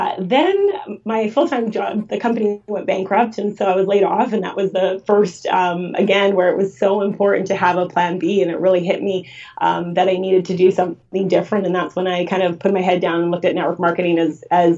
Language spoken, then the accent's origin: English; Vancouver, British Columbia, Canada; I grew up in Vancouver